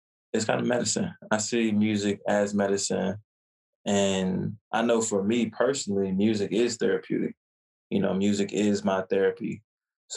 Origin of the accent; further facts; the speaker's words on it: Virginia, United States; also born or lived in New York; I was born in Virginia and spent majority of my life in Virginia, but I spent at least about 4 or 5 years in New York.